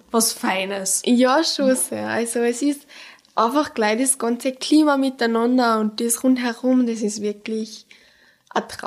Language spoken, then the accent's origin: German; Pongau, Salzburg, Austria; now in Salzburg, Austria; bei mir im Pongard drinnen, weil ich bin aus dem Pongard.